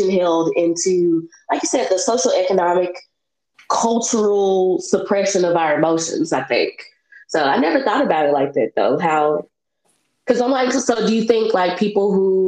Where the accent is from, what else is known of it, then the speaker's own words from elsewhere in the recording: Memphis, Tennessee, United States; I'm from Memphis.